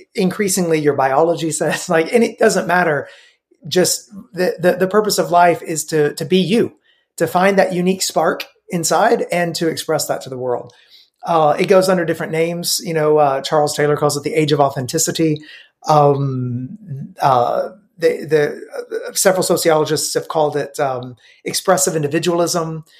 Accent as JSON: {"language": "English", "region": "Middle Tennessee", "country": "United States", "tie": "born or raised there", "also_born_or_lived": "Romania", "said": "I grew up in uh, Middle Tennessee"}